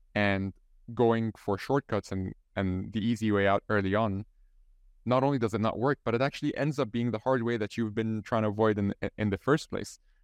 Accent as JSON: {"language": "English", "country": "Egypt", "first_language": "Arabic", "second_language": "English", "moved": "yes", "lives_now": "Ireland", "said": "I'm, I'm from Egypt, so my, my mother tongue is, is Arabic, and I'm living here in, in Ireland"}